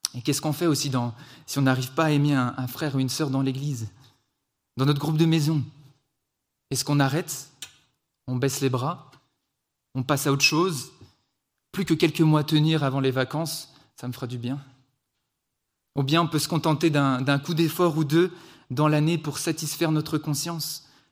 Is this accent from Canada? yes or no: no; France; also born or lived in Switzerland; je suis français, on est en Suisse